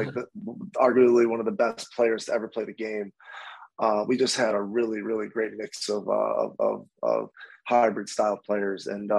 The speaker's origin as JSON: {"language": "English", "town": "Rochester", "region": "New York", "country": "United States", "tie": "born or raised there", "also_born_or_lived": "Washington, D.C.", "said": "to play for Rochester, my hometown"}